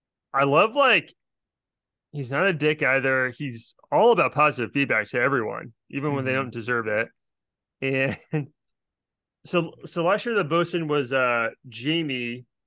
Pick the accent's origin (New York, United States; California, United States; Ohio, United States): New York, United States; Brooklyn; Like, I mean, I'm just from Brooklyn.